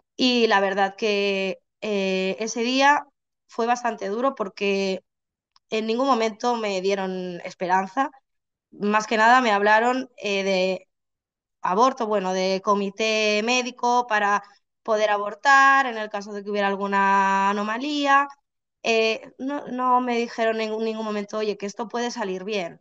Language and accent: Spanish; Barcelona, Catalonia, Spain; now in Santiago de Compostela, Spain; yo vivo en Santiago de Compostela, pero soy de Barcelona